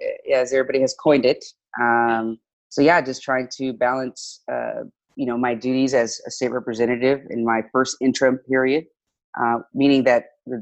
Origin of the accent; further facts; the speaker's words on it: Dallas, Texas, United States; Well, I'm from Dallas. I was born and raised here in Dallas, and I was actually born and raised the majority of my life in the district that I now represent.